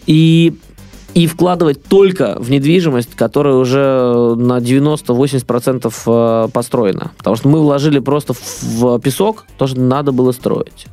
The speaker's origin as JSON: {"language": "Russian", "country": "Russia", "said": "я вообще из России"}